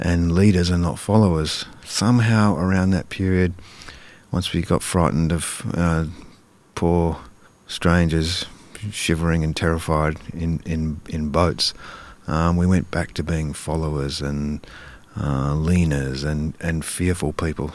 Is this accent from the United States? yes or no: no; Karrinyup, Western Australia, Australia; growing up in Carrarmuck when it was, you know, it was pretty, pretty modest wor-, uh, working class state housing suburb